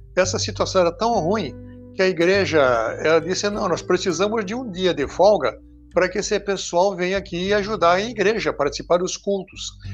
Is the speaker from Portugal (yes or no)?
no; Israel; now in Brazil; nasci em Israel